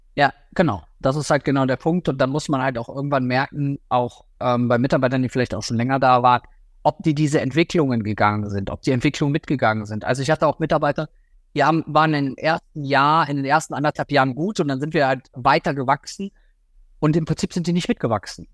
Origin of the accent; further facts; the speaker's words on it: Rhineland, Germany; bei uns im Rheinland